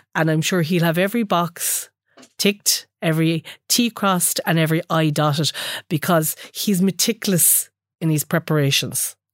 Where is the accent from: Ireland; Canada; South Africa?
Ireland; Gaelic games is just so important to us as Irish people.